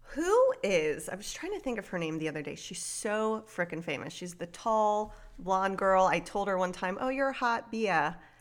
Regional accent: South Florida, United States; I grew up in South Florida

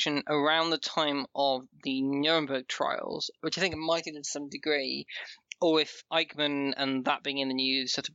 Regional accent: Yorkshire and the Humber, United Kingdom; so am

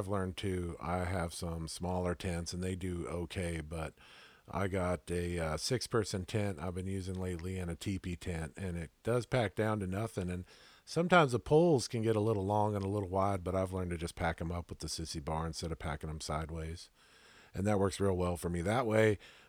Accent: California desert, United States; I was born and raised out here in the California desert, so it's not a big deal for me to. I mean, I'm used to it.

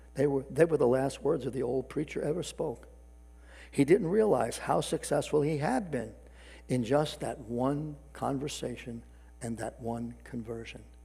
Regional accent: New York City, New York, United States; New York City, in particular my hometown

